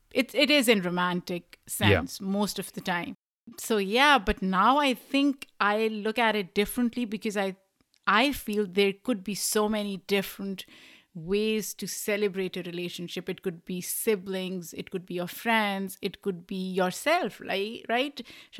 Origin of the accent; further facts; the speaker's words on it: Lahore, Punjab, Pakistan; I mean, I grew up in Lahore, which is one of the metropolitan cities.